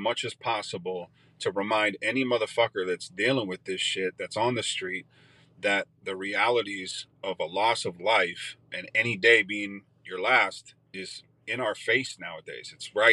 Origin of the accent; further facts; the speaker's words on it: Eugene, Oregon, United States; my hometown